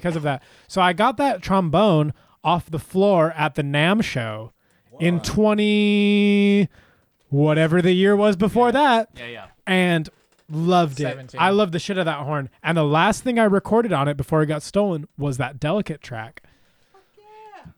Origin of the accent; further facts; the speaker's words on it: Huntington Beach, California, United States; I grew up in Huntington Beach.